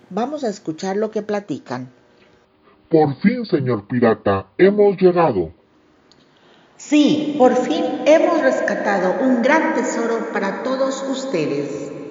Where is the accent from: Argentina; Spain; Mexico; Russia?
Mexico; Hola amigos … autora mexicana con más de 20 años en cuentos que promueven la moral de vida.